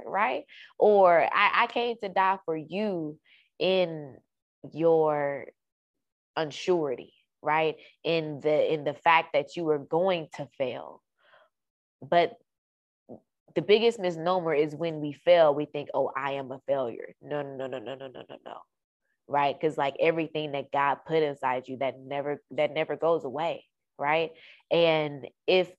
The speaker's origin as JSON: {"language": "English", "town": "Dallas", "region": "Texas", "country": "United States", "tie": "born or raised there", "also_born_or_lived": "Carrollton, Texas", "moved": "as an adult", "said": "I moved to Carrollton, which is about 45 minutes, 45, 50 minutes away from my hometown, which is in Dallas"}